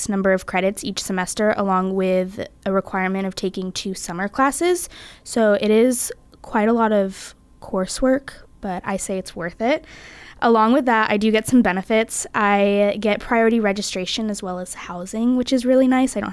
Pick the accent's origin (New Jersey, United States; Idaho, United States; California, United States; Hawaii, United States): California, United States; moved away as an adult; I'm from California and I'm currently a sophomore.